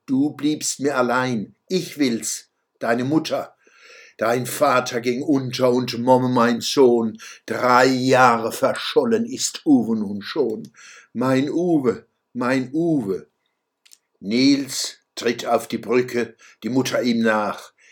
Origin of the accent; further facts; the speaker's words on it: Mannheim, Baden-Württemberg, Germany; Als Zwölfjähriger trug ich zum Beispiel des Sängers Fluch von Ludwig Uhland in der Waldschule Mannheim-Gartenstadt vor